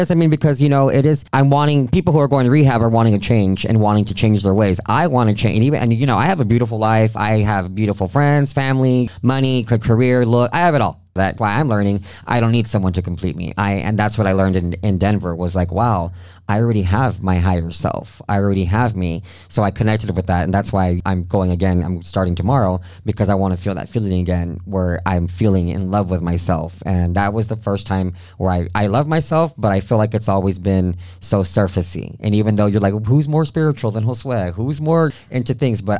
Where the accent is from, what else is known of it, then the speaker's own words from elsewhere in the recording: Mexico; I'm from Mexico been drinking since I was 13, and that's just part of our culture down there.